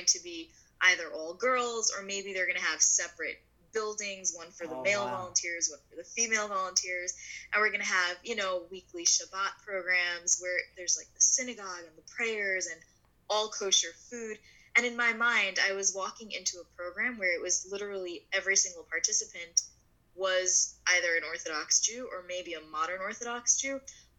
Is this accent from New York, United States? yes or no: yes; New York City, New York, United States; I was born in Brooklyn, New York.